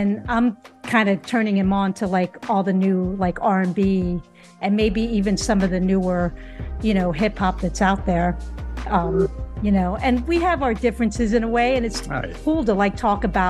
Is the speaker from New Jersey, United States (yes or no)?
yes; New Jersey, United States; growing up in Jersey